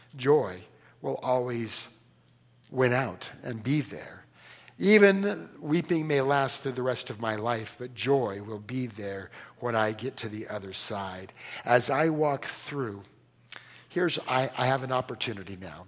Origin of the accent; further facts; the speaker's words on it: Bay Area, California, United States; moved away; I'm from, I'm from California. Sorry, I escaped. I'm from, Cal. I'm, from the, I'm from the Bay Area. I learned to drive in San Jose.